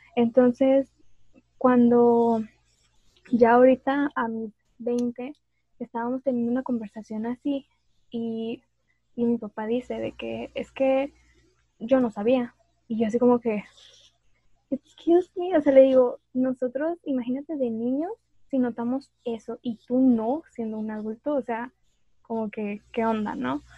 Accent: Monterrey, Nuevo León, Mexico; una regia

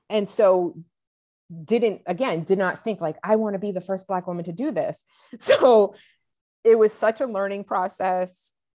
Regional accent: New England, United States; I was born and raised in New England.

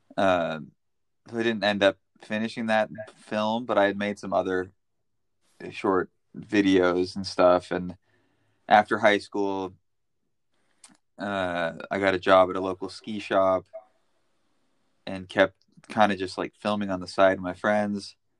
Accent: United States; moved away as an adult; now in Amsterdam, Netherlands; I grew up in Tahoe

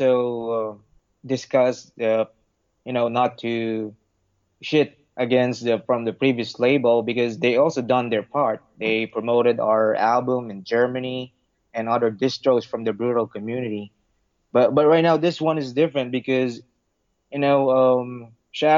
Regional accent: Parañaque, Metro Manila, Philippines; My hometown is from Sucat, Parañaque

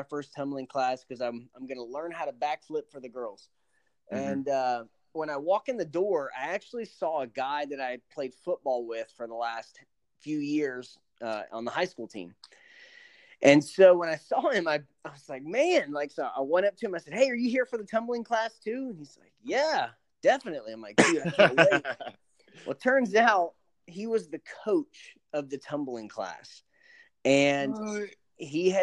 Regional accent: Panama City, Florida, United States; I'm from Panama City, Florida

